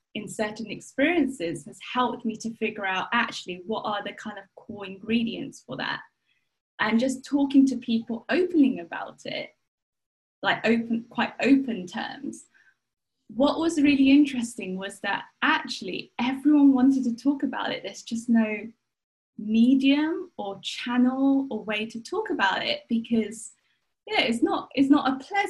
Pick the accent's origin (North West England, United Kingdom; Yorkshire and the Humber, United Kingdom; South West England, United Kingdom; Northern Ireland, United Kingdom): South West England, United Kingdom; the Cotswolds; now in London, United Kingdom; I was born in the Cotswolds. I'm currently living in London